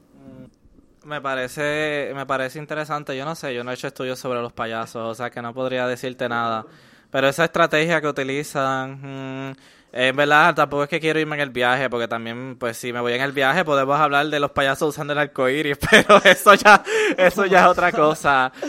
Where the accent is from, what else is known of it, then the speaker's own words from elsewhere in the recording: Puerto Rico; todos los puertorriqueños somos personas negras porque todos somos descendientes afrocaribeños